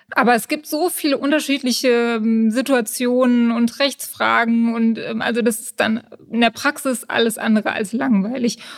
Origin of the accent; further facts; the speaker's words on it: Königstein im Taunus, Hesse, Germany; Ich bin in Königstein geboren und lebe schon immer im Taunus